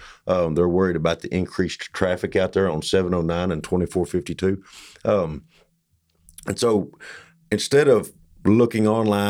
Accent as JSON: {"language": "English", "town": "Blooming Grove", "region": "Texas", "country": "United States", "said": "I'm from Blooming Grove."}